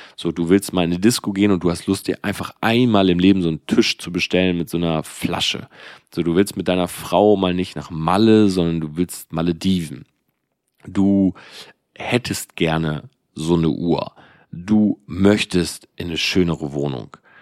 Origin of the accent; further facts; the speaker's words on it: Delmenhorst, Lower Saxony, Germany; ich komme aus Delmenhorst. Ja, also das ist halt so ein Dorf einfach.